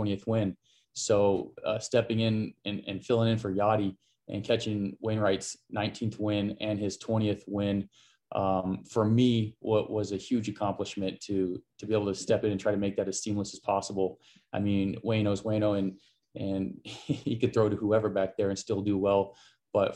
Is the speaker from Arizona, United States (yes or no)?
yes; Arizona, United States; Joe Mather and I grew up here in Arizona playing on some of the same travel teams and against each other during high school.